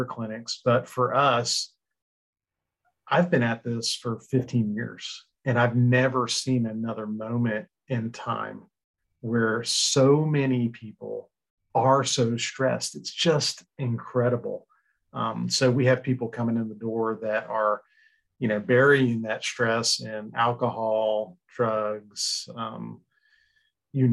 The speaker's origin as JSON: {"language": "English", "region": "Florida", "country": "United States", "tie": "born or raised there", "also_born_or_lived": "Chicago", "said": "I am a Florida boy. I've been born and raised in Florida, lived here my whole life"}